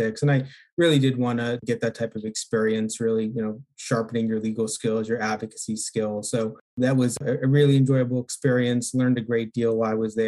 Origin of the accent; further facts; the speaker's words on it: Pennsylvania, United States; I grew up in Pennsylvania.